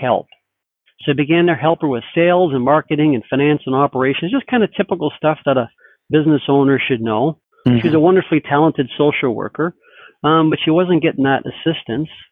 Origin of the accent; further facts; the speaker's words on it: Toronto, Ontario, Canada; moved away as an adult; also born or lived in Denver; now in Seattle, United States; I'm originally from Toronto, so that's where I originally was born and bred and went to school and started my career there